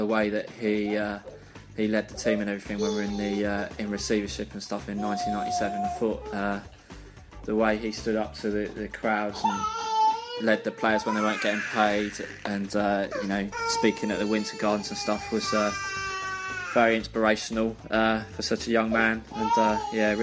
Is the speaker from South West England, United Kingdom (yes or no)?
yes; Bournemouth, South West England, United Kingdom; supporting Bournemouth is because it's my hometown team